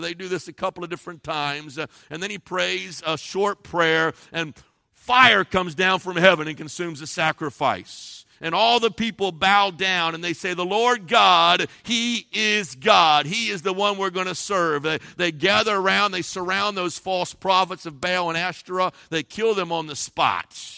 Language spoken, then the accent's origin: English; Cincinnati, Ohio, United States; I grew up in Cincinnati, Ohio